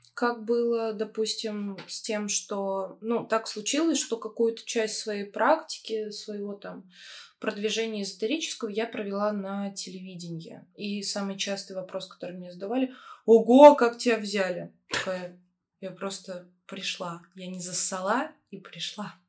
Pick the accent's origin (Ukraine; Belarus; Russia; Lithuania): Russia; Smolensk Oblast; now in Moscow, Russia; Мое детство прошло в Смоленской области, в очень маленьком городке с населением 40 тысяч человек